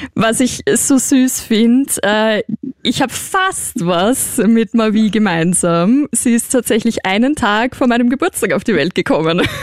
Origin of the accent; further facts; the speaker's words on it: Vienna, Austria; accent: Viennese; ich bin Wienerin